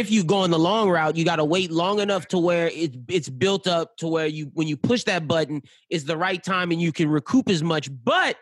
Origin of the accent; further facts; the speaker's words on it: Louisiana, United States; now in Atlanta, United States; I'm from Louisiana